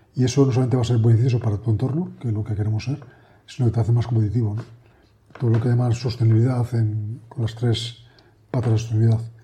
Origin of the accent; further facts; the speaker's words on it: Madrid, Community of Madrid, Spain; also born or lived in Menorca; somos de Madrid